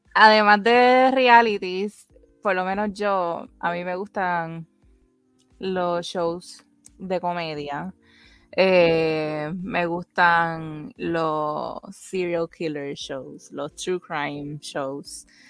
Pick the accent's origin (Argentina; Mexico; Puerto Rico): Puerto Rico; nosotras somos dos boricuas amigas de toda la vida